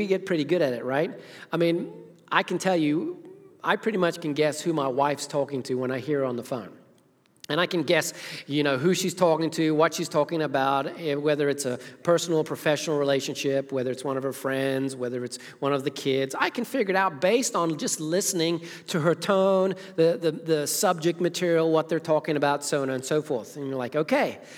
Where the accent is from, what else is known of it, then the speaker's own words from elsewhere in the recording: Zimbabwe; moved away; as a child growing up in Zimbabwe, Africa